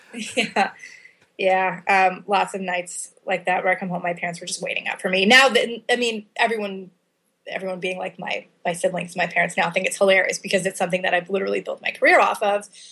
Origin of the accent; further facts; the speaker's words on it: Chicago, Illinois, United States; In the Chicago area. So my parents are both from Chicago. Moved to the suburbs when I was a kid